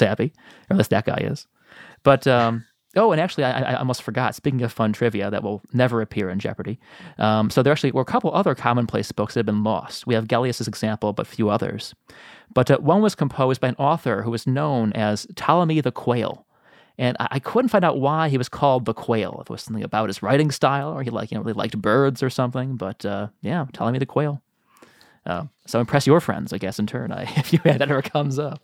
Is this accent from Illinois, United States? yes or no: yes; Chicago, Illinois, United States; I'm from Chicago